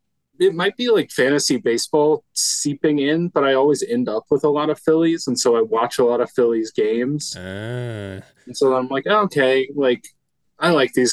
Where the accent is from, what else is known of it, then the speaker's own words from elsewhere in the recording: Wisconsin, United States; I grew up in Wisconsin.